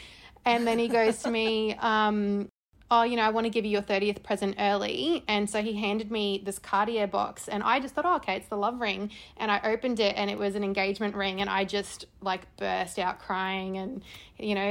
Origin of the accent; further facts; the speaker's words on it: Brisbane, Queensland, Australia; moved away as an adult; also born or lived in Netherlands / Adelaide; now in Sydney, Australia; I grew up in Brisbane